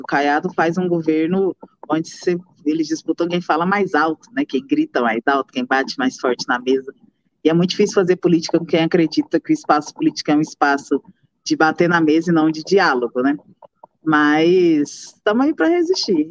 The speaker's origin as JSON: {"language": "Portuguese", "town": "Morrinhos", "region": "Goiás", "country": "Brazil", "tie": "born or raised there", "said": "Eu sou de Morrinhos, interior do estado de Goiás. Nasci em novembro de 95."}